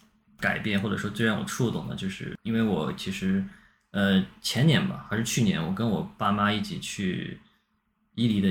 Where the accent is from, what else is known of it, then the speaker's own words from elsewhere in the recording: Xinjiang, China; 大家会觉得我是一个新疆人，我应该会跳舞，我应该懂得怎么说新疆话，但其实完全不会。